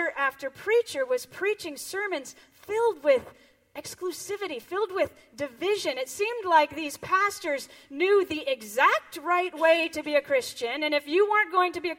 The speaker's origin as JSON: {"language": "English", "town": "Sebastopol", "region": "California", "country": "United States", "tie": "born or raised there", "said": "I grew up here in Northern California, up in Sebastopol"}